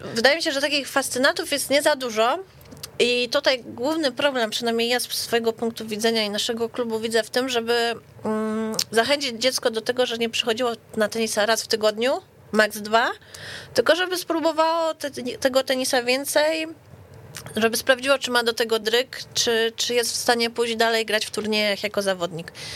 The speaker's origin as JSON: {"language": "Polish", "town": "Warsaw", "region": "Masovian Voivodeship", "country": "Poland", "said": "U nas w Warszawie"}